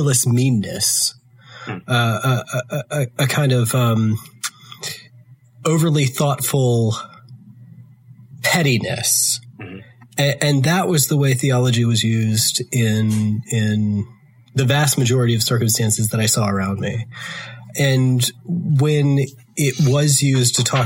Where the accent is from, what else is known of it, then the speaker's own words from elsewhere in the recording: the rural South, United States; I'm from the rural South, which I'm sure you can hear from my accent.